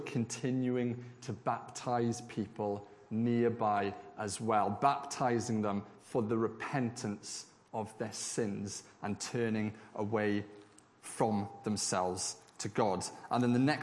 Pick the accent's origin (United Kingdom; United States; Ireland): United Kingdom; Swansea, Wales; moved away; back in my hometown of Swansea